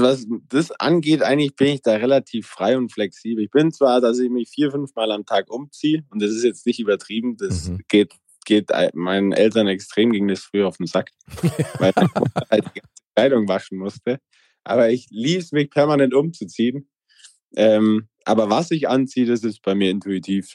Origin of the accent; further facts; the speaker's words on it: Allgäu, Bavaria, Germany; ich komme aus dem Allgäu, mein Dorf hat 80 Einwohner und 2000 Kühe